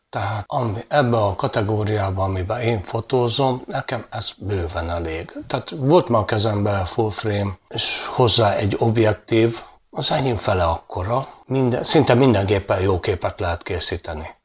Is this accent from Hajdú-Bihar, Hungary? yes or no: no; Dunaújváros, Fejér, Hungary; 60 éve születtem Dunajvárosba, azóta itt lakom, 10 éves korom óta fotózom